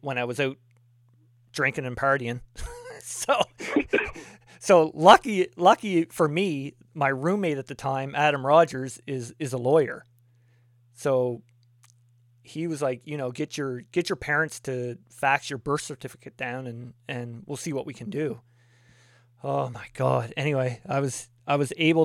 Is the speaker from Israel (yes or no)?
no; East Coast, Canada; I'm from the East Coast